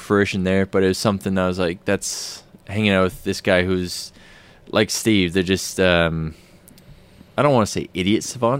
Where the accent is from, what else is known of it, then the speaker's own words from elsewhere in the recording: Nanaimo, British Columbia, Canada; accent: Canadian; moved away as an adult; also born or lived in Winnipeg, Canada; now in Australia; From the west coast of Canada, originally.